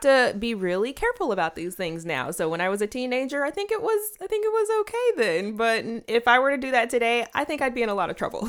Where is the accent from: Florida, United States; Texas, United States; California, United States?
California, United States; moved away; I was living in California at the time. I'm from California.